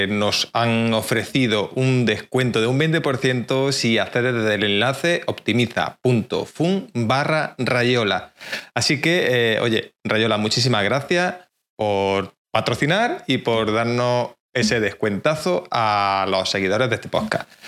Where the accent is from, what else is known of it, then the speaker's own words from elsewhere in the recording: Jaén, Andalusia, Spain; De Jaén.